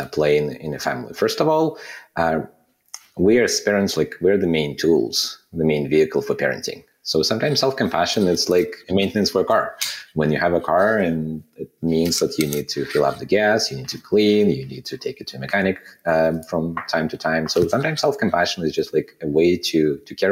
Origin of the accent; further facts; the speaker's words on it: Kazakhstan; moved away as an adult; also born or lived in Soviet Union; now in Canada; I was born in a country that doesn't exist anymore, in the Soviet Union. And then I spent, a big portion of my formative years in Kazakhstan.